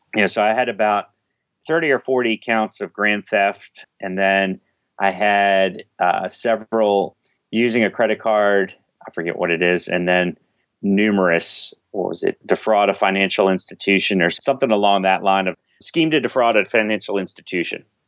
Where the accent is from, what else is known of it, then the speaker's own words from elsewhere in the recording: Washington, District of Columbia, United States; I grew up in, uh, right outside of, uh, Washington, D C. went to high school in, in D C